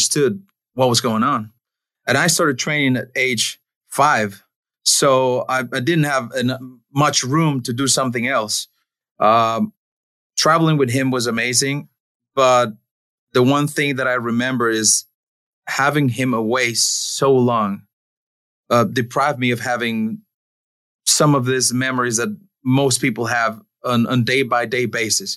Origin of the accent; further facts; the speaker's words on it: Mexico City, Mexico; English is a second language; moved away as an adult; Born and raised in Mexico City, second generation luchador